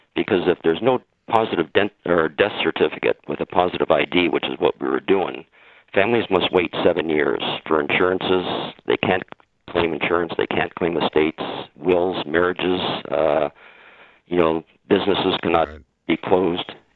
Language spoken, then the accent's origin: English; Windsor, Ontario, Canada; I was born and raised in Windsor, which is outside of Detroit